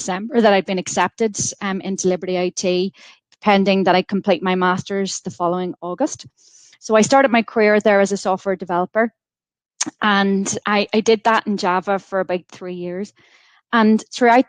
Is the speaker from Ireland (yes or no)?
yes; County Monaghan, Ulster, Ireland; moved away as an adult; also born or lived in Coleraine / Ohio; now in Belfast, United Kingdom; I was born in County Monaghan and I went to school down in the Republic of Ireland